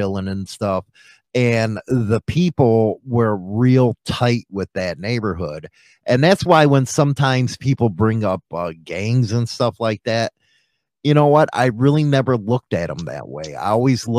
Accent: Chicago, Illinois, United States; We're both from Chicago.

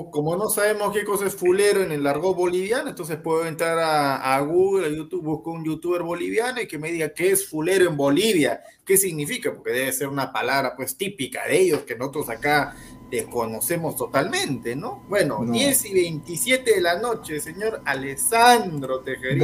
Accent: Peru; nosotros somos peruanos

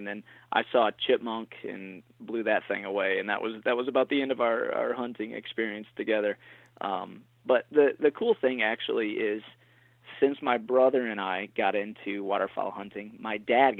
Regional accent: Michigan, United States; So, I mean, you know, growing up in Michigan, it's almost like a rite of passage.

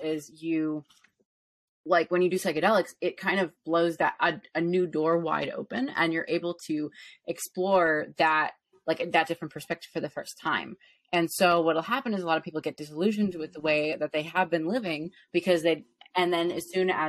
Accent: Chicago, Illinois, United States; now in Los Angeles, United States; I'm from Chicago originally, the actual city, not the suburbs

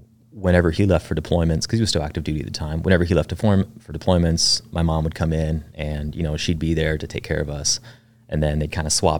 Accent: Lancaster, Pennsylvania, United States; also born or lived in Fort Bragg; I was born there while my dad was going through the Q course. He was a team guy as well.

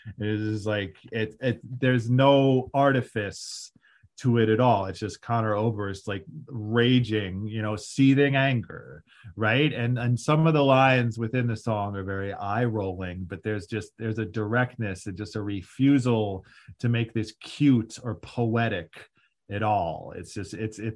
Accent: Ohio, United States; moved away as an adult; also born or lived in Columbus, Ohio / Oakland, California; I'm from Ohio originally, you know, and this was the first time I had moved for a job. So I am moving from Columbus, Ohio to Oakland, California.

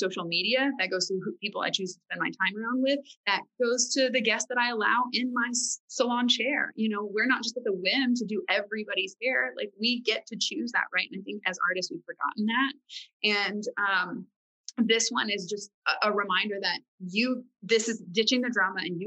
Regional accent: Farmersville, Texas, United States; I grew up in Farmersville, Texas

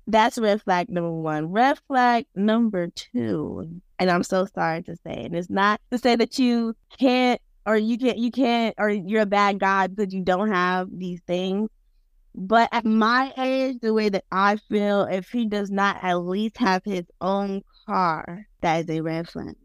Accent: Pompano Beach, Florida, United States; moved away as an adult; now in Tallahassee, United States; I'm originally from Pompano Beach, Florida, which is located in Broward County, Florida

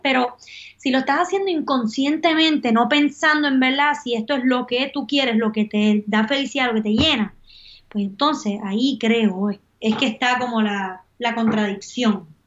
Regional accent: Puerto Rico; moved away as an adult; also born or lived in Miami / Prague; Es momento de regresar a Puerto Rico

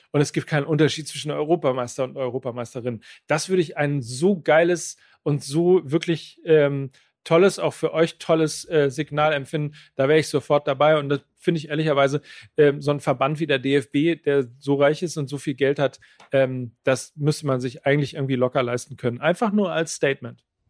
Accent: Germany; bei uns in Deutschland

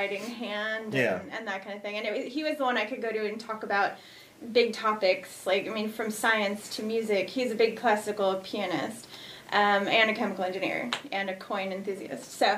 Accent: Lake Zurich, Illinois, United States; also born or lived in Chicago Heights, Illinois / Aurora, Illinois / Texas; I was born in Chicago Heights. I was raised in Lake Zurich, Illinois

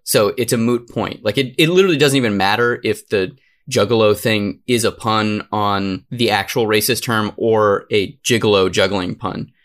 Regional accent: Arizona, United States; I'm from Arizona

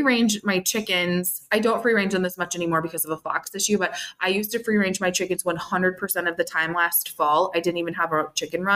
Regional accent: Minnesota, United States; moved away as an adult; now in Northwest Illinois, United States; I don't live in Minnesota anymore. I'm in Northwest Illinois, but I grew up in Minnesota

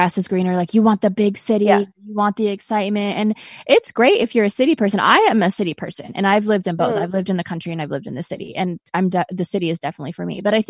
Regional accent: Azores, Portugal; I grew up in Azores. Do you know where that is? Is it Azores?

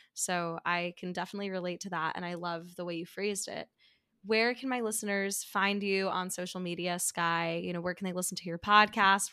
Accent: New York City, New York, United States; also born or lived in Midwest; growing up in New York City

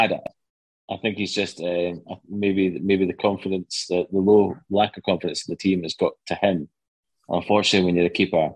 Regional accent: Scotland, United Kingdom; as a Scotsman

